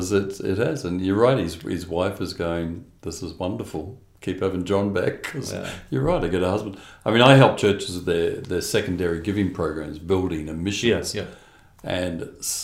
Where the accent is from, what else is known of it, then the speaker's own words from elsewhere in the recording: Perth, Western Australia, Australia; Grew up here in Perth